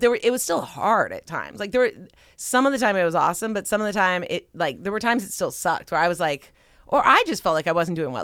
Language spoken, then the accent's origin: English; Pasadena, California, United States; moved away as an adult; also born or lived in Silicon Valley; I grew up in Southern California. I grew up in Pasadena. But man, it's different being back as an adult.